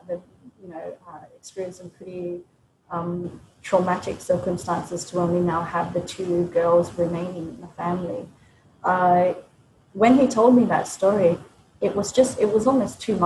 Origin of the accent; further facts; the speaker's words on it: Sydney, New South Wales, Australia; moved away as an adult; also born or lived in Blue Mountains, New South Wales; now in Cambodia; we were both born and raised in Australia